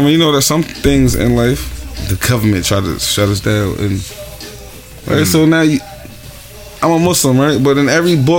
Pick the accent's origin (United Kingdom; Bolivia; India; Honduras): Honduras; I'm from Honduras, right?